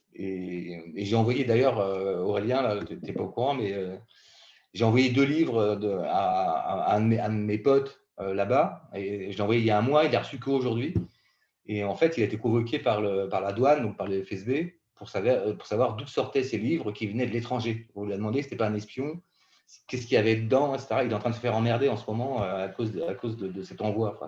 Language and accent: French; Brittany, France; J'ai grandi en Bretagne